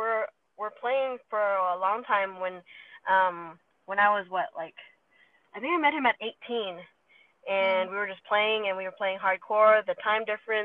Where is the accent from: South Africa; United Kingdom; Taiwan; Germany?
Taiwan; born there; also born or lived in Thailand / Singapore / Perth, Australia / Switzerland; So I was born in Taiwan, so I've lived in Taiwan, Thailand, Singapore, Australia, and Switzerland, and now here.